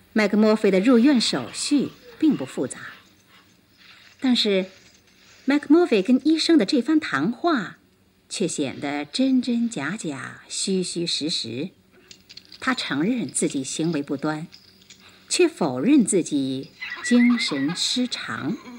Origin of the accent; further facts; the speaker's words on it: China; 这是我们中国人的一句俗话